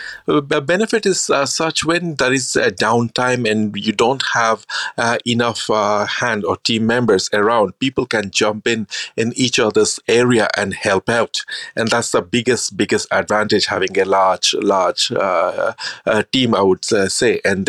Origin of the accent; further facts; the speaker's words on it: India; I grew up in India. Then after my schooling, I always wanted to become a chef.